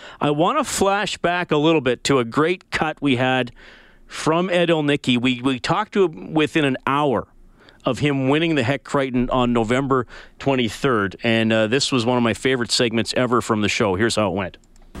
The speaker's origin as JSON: {"language": "English", "town": "Evansburg", "region": "Alberta", "country": "Canada", "tie": "born or raised there", "said": "Hey, here's one that takes me back to my summers growing up in Evansburg."}